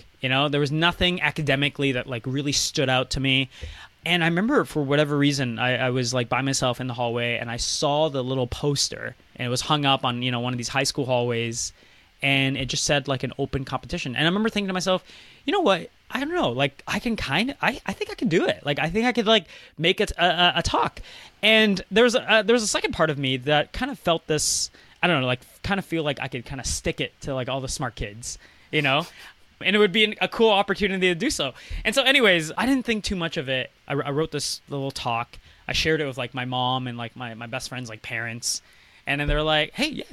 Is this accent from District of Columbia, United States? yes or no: no; Maryland, United States; now in Toronto, Canada; I went to high school in the U.S., and I grew up in Maryland.